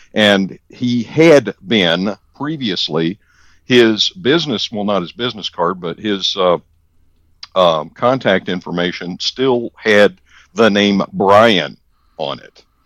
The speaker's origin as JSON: {"language": "English", "region": "the South", "country": "United States", "tie": "born or raised there", "said": "I am from the South, born and bred"}